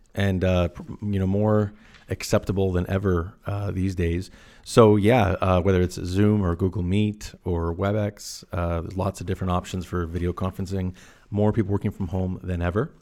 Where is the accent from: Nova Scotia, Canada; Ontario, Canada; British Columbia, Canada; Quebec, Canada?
Ontario, Canada; Caledon; I grew up in Caledon, Ontario, and it was always an hour commute.